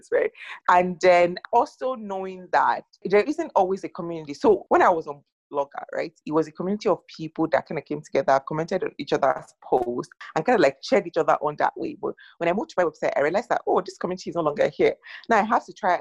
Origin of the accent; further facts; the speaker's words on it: Nigeria; I'm Nigerian